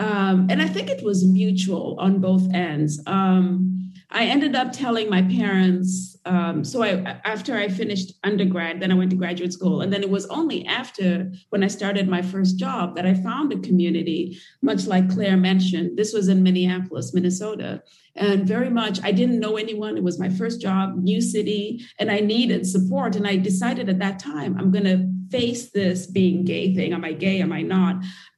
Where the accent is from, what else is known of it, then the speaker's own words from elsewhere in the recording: Nairobi, Kenya; moved away as an adult; So I grew up in Kenya and in Nairobi, as I mentioned earlier, and it's not a very open society.